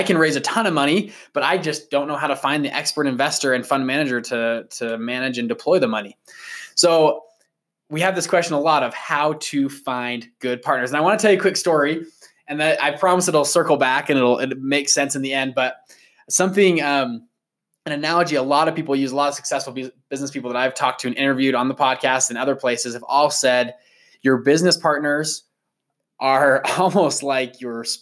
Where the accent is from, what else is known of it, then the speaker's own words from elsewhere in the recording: Sandy, Utah, United States; we grew up in Sandy, Utah.